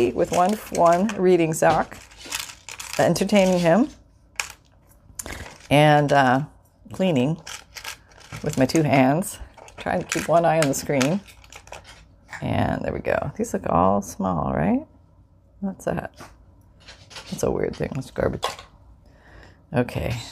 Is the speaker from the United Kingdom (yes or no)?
no; Canada; I'm from Canada